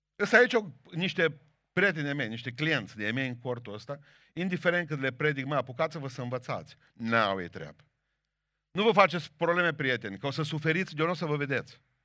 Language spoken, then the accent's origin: Romanian; Bihor County, Romania; eu care sunt din Bihor